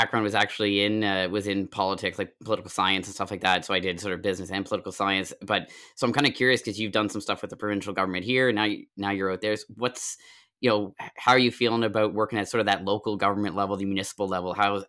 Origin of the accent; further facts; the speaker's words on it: New Ross, Nova Scotia, Canada; moved away; also born or lived in Calgary; I grew up in New Ross, which, you know, very small and everything.